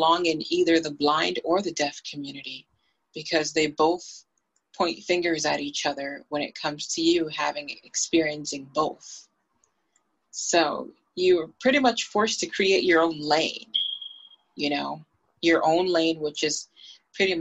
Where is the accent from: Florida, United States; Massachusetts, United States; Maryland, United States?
Massachusetts, United States; Boston; I grew up in Boston, Massachusetts